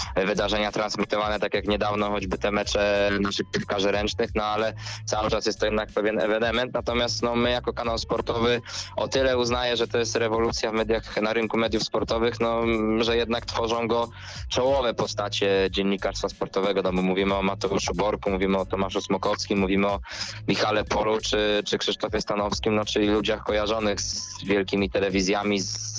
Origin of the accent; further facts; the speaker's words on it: Ząbki, Masovian Voivodeship, Poland; ja jestem z Ząbek